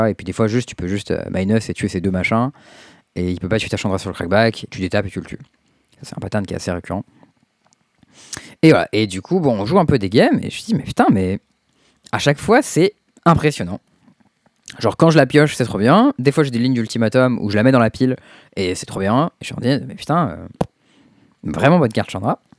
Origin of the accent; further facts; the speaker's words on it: Tours, Centre-Val de Loire, France; je suis né à Tours.